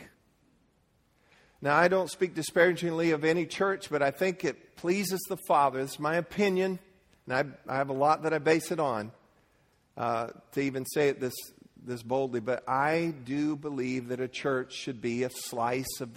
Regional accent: Leesburg, United States; I grew up in Leesburg

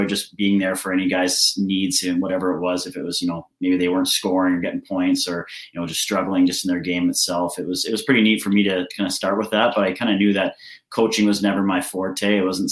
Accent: Salmon Arm, British Columbia, Canada; I'm from Salmon Arm originally

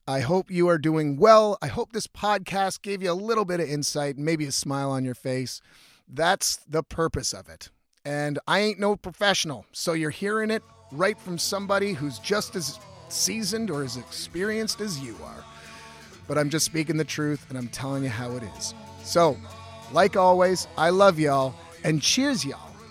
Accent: Ontario, Canada; I'm from Ontario

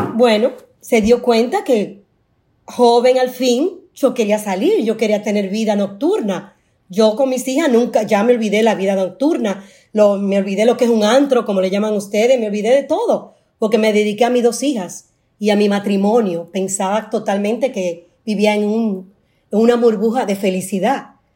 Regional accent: Dominican Republic; Yo soy dominicana

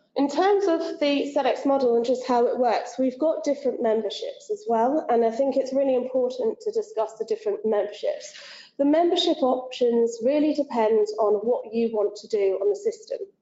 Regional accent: England, United Kingdom; I am English

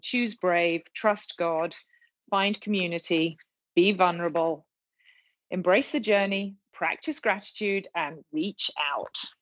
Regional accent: England, United Kingdom; moved away as an adult; now in Charlotte, United States; I'm a Brit

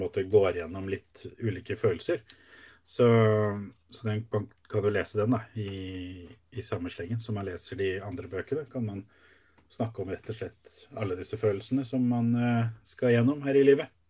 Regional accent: Sarpsborg, Østfold, Norway; jeg kommer fra Sarpsborg

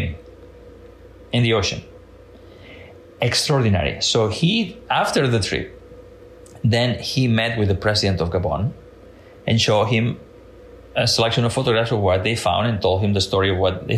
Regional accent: Catalonia, Spain; now in Washington, D.C., United States; I was born and raised in Catalonia in Spain

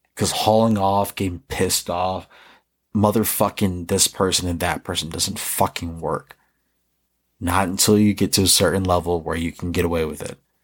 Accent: New York, United States; growing up in New York

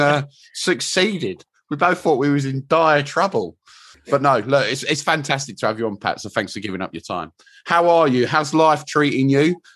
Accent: England, United Kingdom; being English

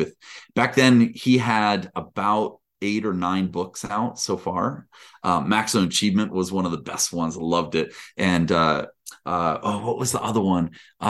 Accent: Washington, District of Columbia, United States; born there; I was born in Washington, D.C. Years and years and years ago.

